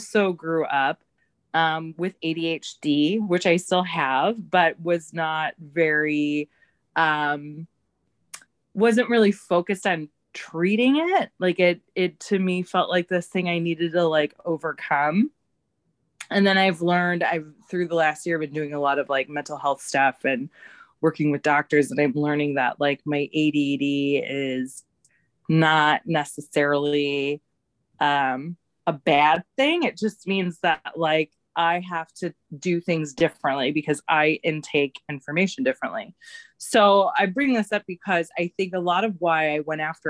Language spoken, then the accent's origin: English; St. Louis, Missouri, United States; moved away as an adult; also born or lived in Kansas City; now in Chicago, United States; I born and raised in the Midwest. I grew up in St. Louis